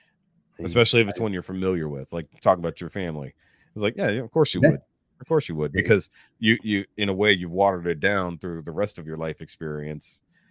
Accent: Houston, Texas, United States; If I had stayed where I grew up in Houston, I would not be the person I am now because of where we moved to now.

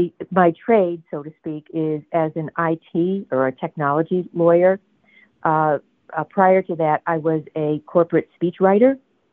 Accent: Connecticut, United States; moved away; I'm originally from Connecticut as well.

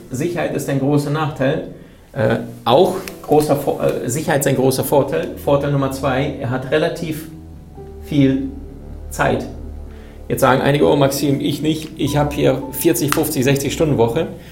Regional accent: Berlin, Germany; ich bin in Berlin aufgewachsen

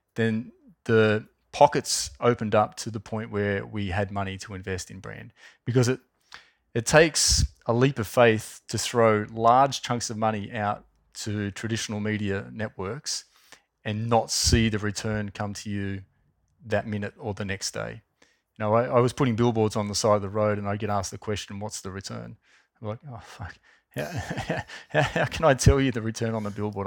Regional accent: Wollongong, New South Wales, Australia; I grew up in Wollongong

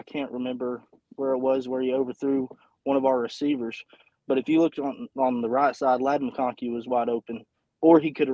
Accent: North Carolina, United States; I'm from North Carolina, but we big dog fans down here.

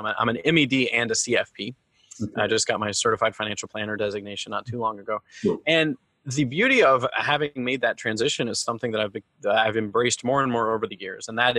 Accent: Georgia, United States; also born or lived in North Carolina / Bhutan; I grew up in the Southern United States. I grew up in Georgia and North Carolina mostly, okay. But I moved around a lot. I lived in Bhutan for a year when I was a kid.

